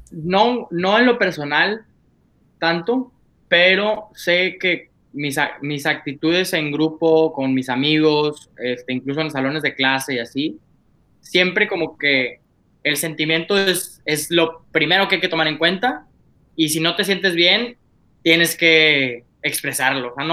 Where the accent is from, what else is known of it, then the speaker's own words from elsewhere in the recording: Monclova, Coahuila, Mexico; Yo soy de Moncloa, Coahuila, Monclovita la Bella, un pueblo perdido, pero sucursal del infierno.